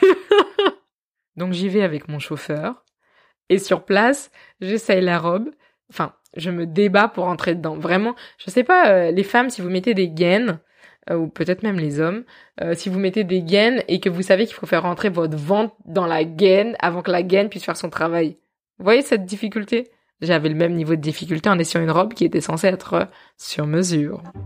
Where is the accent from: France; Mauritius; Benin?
Benin; je suis béninois